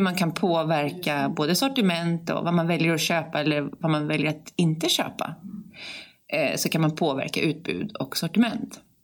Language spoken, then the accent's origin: Swedish; Sweden